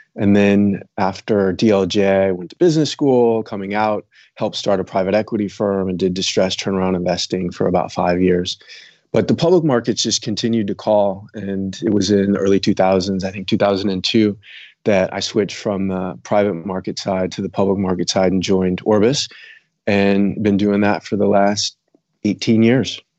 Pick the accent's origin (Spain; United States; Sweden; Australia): United States; south suburbs of Chicago, Illinois; also born or lived in Bermuda; now in San Francisco, United States; I grew up in Illinois, south suburbs of Chicago